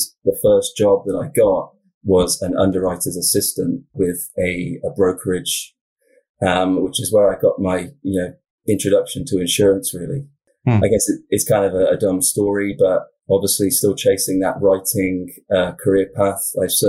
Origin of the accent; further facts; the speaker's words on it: South West England, United Kingdom; I'm from the UK originally. So I'm from Southwest England, kind of the county is called Wiltshire. It's quite a sort of a rural area.